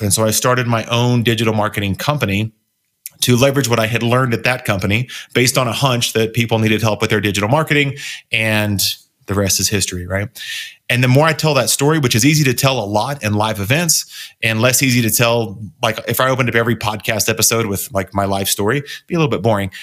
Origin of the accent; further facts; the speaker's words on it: Texas, United States; moved away as an adult; also born or lived in Oklahoma; now in Colorado, United States; I grew up in Texas, grew up really conservative, went to college in Oklahoma, and moved out to Colorado in two thousand four